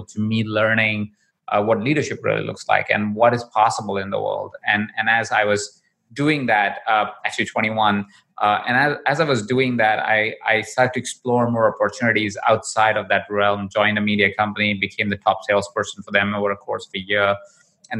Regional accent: Jaipur, Rajasthan, India; I was born in Jaipur. I was 20 in a household of about 23 other people. Jaipur is a small town in India. That's where I was born. And I grew up there as well.

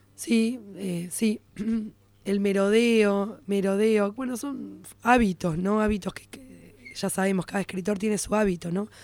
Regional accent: Buenos Aires, Argentina; Y además soy judía porteña, clase media.

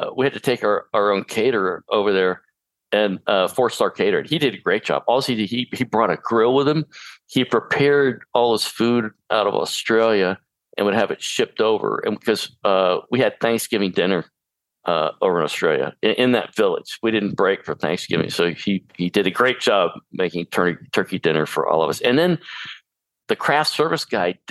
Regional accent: Charleston, South Carolina, United States; I grew up in Charleston, South Carolina on a farm.

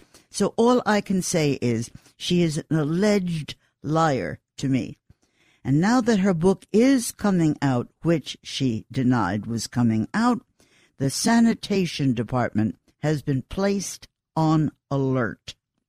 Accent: Queens, New York, United States; born there; Listen, I know Queens. I was born in Queens.

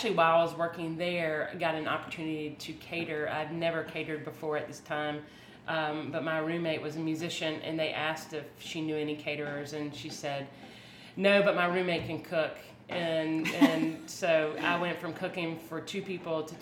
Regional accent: Aiken, South Carolina, United States; also born or lived in Charleston, South Carolina; from Aiken, South Carolina, a little small town in South Carolina that is amazing. Had a great place to grow up

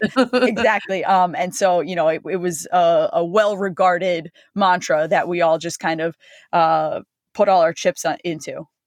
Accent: Freehold, New Jersey, United States; I grew up in, you know, it's a small town in New Jersey

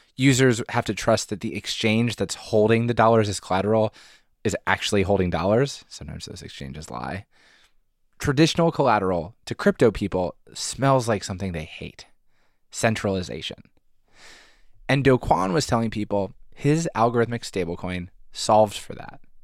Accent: Haverford, Pennsylvania, United States; I'm from Haverford

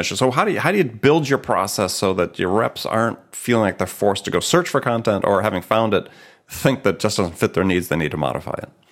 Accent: Midwest, United States; I'm from the Midwest as well

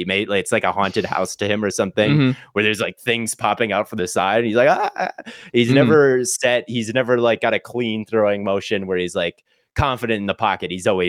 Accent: Minnesota, United States; I am from Minnesota. The people around me have rooted for the Vikings their entire life.

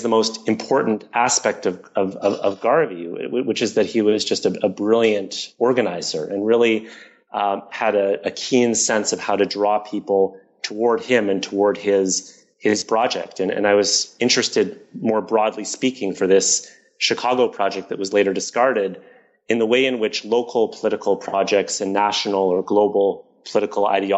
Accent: Toronto, Ontario, Canada; I grew up in Toronto

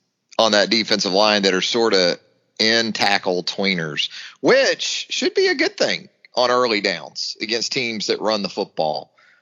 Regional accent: Missouri, United States; I'm from Missouri, the show me state

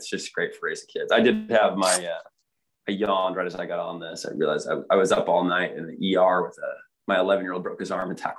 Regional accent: Kansas City, United States; now in Utah, United States; I grew up in Kansas City. My dad moved out there. Like, we didn't have family around.

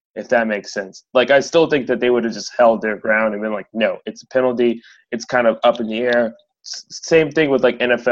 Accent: United States; we're American

